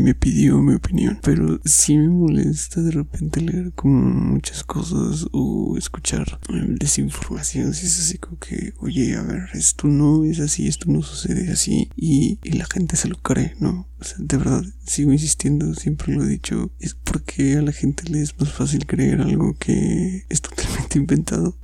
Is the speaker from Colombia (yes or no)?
no; Mexico; soy mexicano